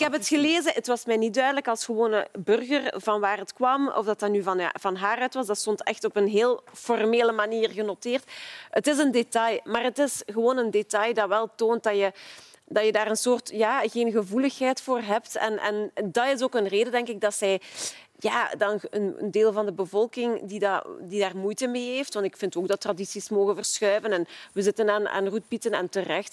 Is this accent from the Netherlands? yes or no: no; Ghent, Flanders, Belgium; als Gentenaar zelf